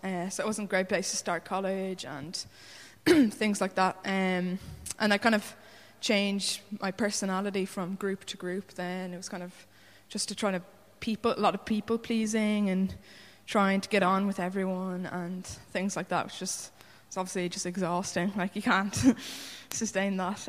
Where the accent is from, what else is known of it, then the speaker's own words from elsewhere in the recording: Wicklow, County Wicklow, Ireland; I'm from Wicklow, um, where I grew up in a Christian family of six.